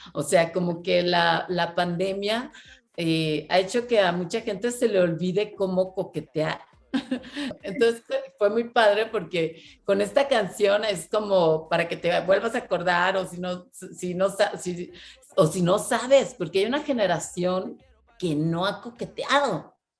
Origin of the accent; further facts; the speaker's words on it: Monterrey, Nuevo León, Mexico; yo soy de Monterrey